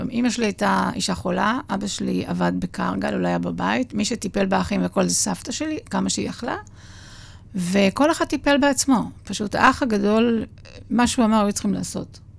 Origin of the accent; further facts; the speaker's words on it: Lod, Central District, Israel; נולדתי בשכונת הרכבת בלוד.